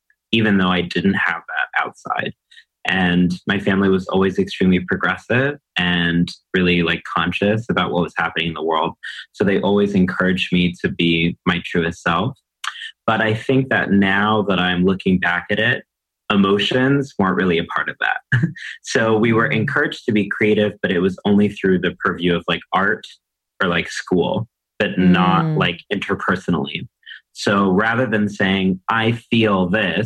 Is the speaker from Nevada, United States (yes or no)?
no; College Station, Texas, United States; now in New York City, United States; I grew up in a small town in Texas called College Station, Texas